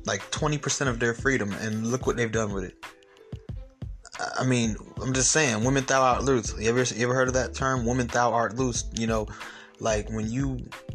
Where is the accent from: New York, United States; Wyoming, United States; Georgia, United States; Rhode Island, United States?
Georgia, United States; Atlanta; I'm from Atlanta